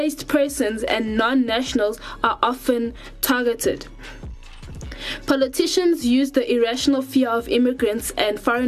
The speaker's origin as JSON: {"language": "English", "country": "South Africa", "tie": "born or raised there", "also_born_or_lived": "Democratic Republic of the Congo", "said": "I was born in South Africa."}